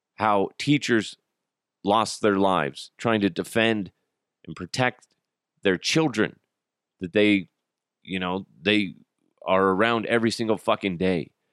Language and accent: English; United States